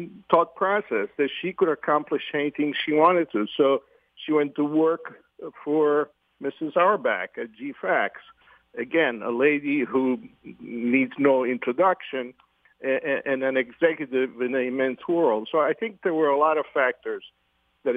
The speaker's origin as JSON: {"language": "English", "region": "Sicily", "country": "Italy", "tie": "born or raised there", "moved": "yes", "lives_now": "Connecticut, United States", "said": "the same hometown in Sicily as I was born"}